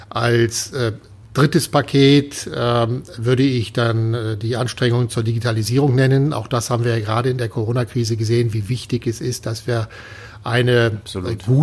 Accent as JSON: {"language": "German", "town": "Cologne", "region": "North Rhine-Westphalia", "country": "Germany", "said": "als Kölner, da gibt es ein tolles Lied, das ist"}